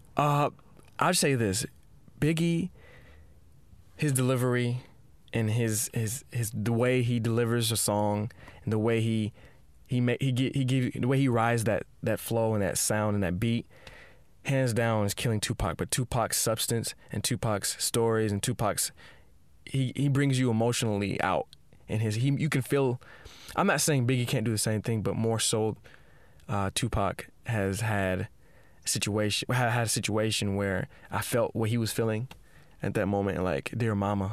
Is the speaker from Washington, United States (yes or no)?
yes; Seattle, Washington, United States; I grew up in Seattle